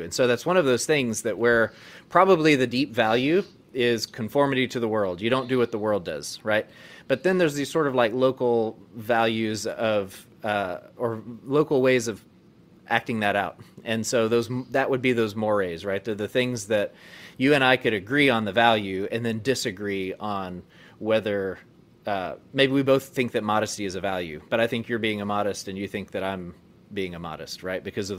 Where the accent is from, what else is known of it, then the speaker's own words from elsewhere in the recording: Northwest Arkansas, United States; I grew up in Northwest Arkansas where we're not permitted to drink alcohol, use tobacco, do et cetera.